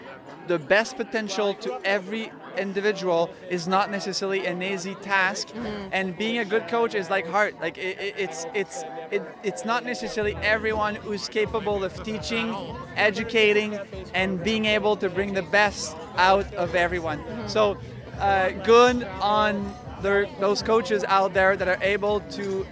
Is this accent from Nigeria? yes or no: no; South Shore of Montreal, Quebec, Canada; I'm from the South Shore of Montreal